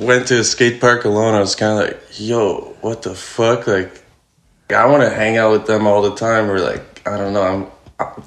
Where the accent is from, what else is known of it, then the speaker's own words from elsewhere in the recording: Montreal, Quebec, Canada; I was born and raised in Montreal